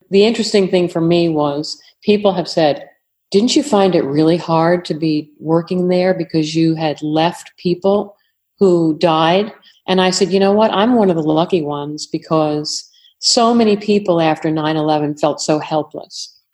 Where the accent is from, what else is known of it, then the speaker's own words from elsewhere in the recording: New York, United States; accent: New York; moved away; also born or lived in Fredericksburg, Virginia; I'm from New York originally